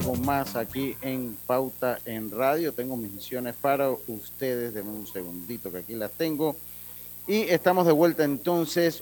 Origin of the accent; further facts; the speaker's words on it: Interior of Panama, Panama; como hablamos allá en, la, en mi tierra, en el interior del país